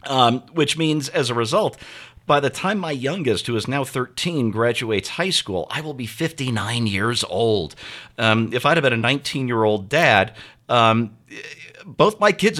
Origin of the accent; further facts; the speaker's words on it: St. Louis, Missouri, United States; I grew up in St. Louis, which in some ways is a great town.